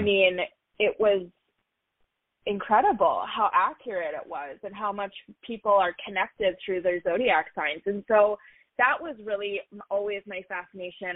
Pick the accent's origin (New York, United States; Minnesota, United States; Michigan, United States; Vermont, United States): Minnesota, United States; Duluth; also born or lived in Orlando, Florida; I was born um, and raised in a smaller town up north in Minnesota called Duluth